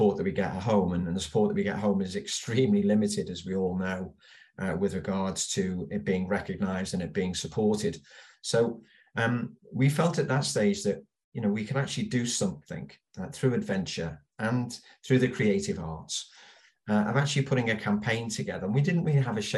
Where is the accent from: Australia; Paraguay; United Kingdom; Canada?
United Kingdom; Liverpool, North West England; I was born and bred in Liverpool